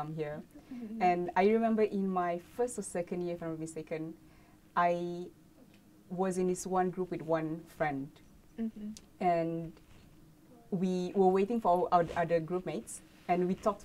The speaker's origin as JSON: {"language": "English", "region": "Sabah", "country": "Malaysia", "moved": "as an adult", "said": "I came from Sabah"}